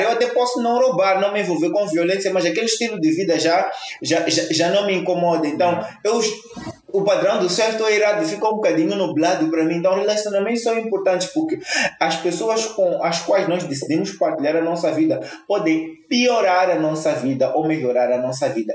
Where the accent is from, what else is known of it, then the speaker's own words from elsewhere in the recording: Mozambique; Nós partimos como moçambicanos